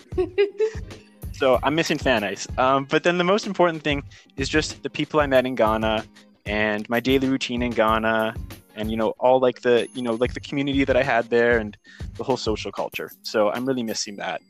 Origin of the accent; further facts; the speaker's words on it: Canada; I'm initially from Canada, so I'm back home in Canada now